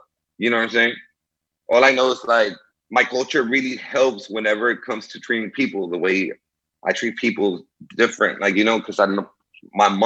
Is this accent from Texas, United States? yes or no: yes; Houston, Texas, United States; English is a second language; also born or lived in Monterrey, Mexico / Laredo, Texas; I grew up in Houston